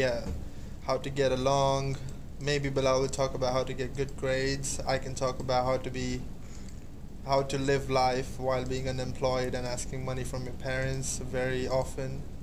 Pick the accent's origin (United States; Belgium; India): India; I am from India